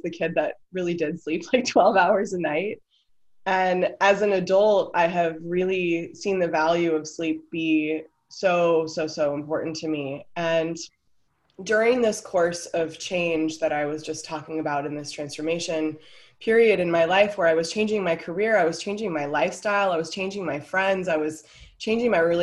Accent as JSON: {"language": "English", "country": "United States", "moved": "as an adult", "lives_now": "Denmark", "said": "I'm an American"}